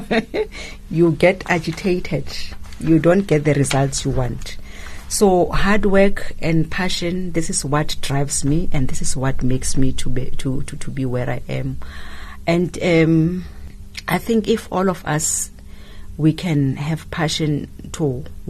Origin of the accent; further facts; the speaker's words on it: Gauteng, South Africa; moved away; I'm from Gauteng. I was born in Gauteng and partly raised up there.